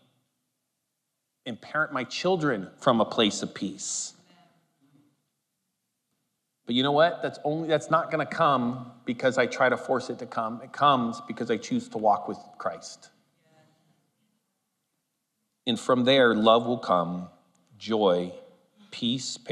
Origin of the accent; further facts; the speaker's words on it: Humboldt County, California, United States; moved away; I grew up in Humboldt County, California, and it's full of hippies